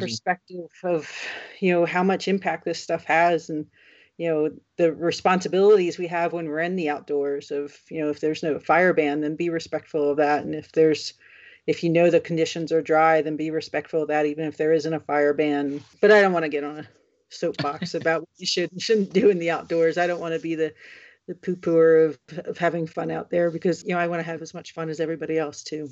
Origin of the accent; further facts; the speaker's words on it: New Jersey, United States; now in Colorado, United States; I grew up in New Jersey where wildfires just didn't seem to be that big of an issue.